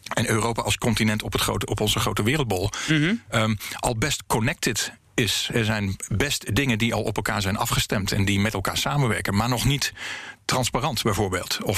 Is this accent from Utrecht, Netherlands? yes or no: no; Kampen, Overijssel, Netherlands; born or raised there